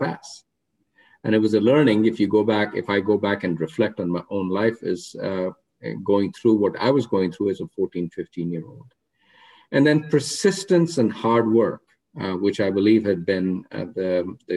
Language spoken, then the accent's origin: English; Rohtak, Haryana, India; I grew up in a town called Rohtak, which is 40 miles west of New Delhi